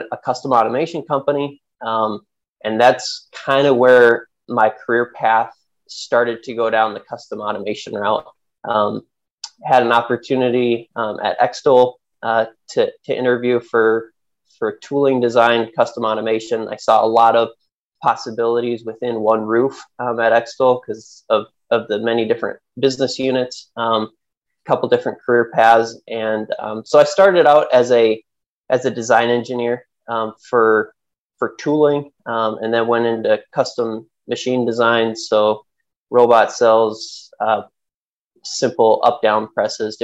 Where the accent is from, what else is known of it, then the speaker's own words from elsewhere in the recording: Central Michigan, United States; also born or lived in Wisconsin; I grew up in Central Michigan